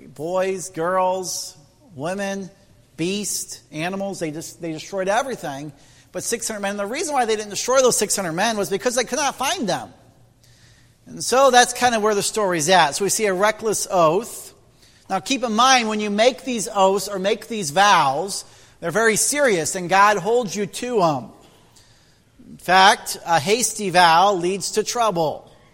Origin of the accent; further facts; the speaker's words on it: Indiana, United States; moved away; I'm from Midwest Indiana. And uh, our community has over 12,000 Amish. It's the third largest Amish settlement in the U.S. And I grew up next door to Amish